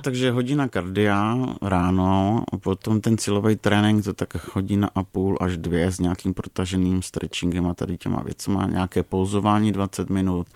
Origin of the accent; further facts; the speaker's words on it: Moravia, Czechia; jsem z Moravy